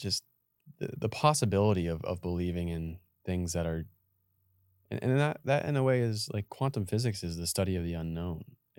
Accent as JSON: {"language": "English", "region": "Massachusetts", "country": "United States", "said": "I come from Massachusetts."}